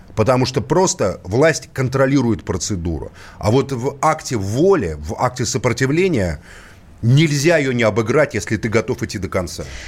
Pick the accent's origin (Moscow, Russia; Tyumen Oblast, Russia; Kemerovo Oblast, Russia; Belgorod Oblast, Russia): Moscow, Russia; Как коренной москвич